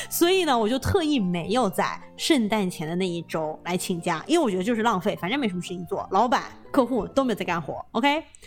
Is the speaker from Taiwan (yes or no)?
no; China; now in California, United States; 我们作为中国人，就是说这会吃得特别习惯